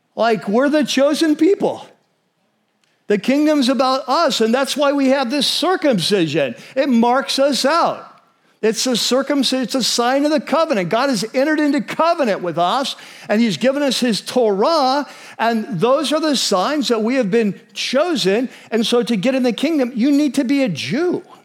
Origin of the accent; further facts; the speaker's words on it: United States; as American Christians